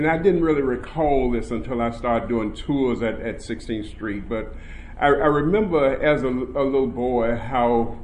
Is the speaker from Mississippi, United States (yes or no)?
yes; Tupelo, Mississippi, United States; now in Birmingham, United States; I'm a boy from Tupelo, Mississippi